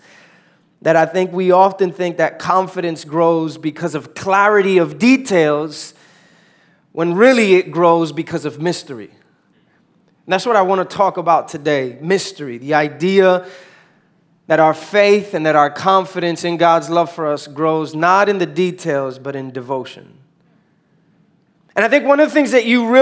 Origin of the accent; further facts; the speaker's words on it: New York City, New York, United States; moved away; born and raised in New York, uptown New York.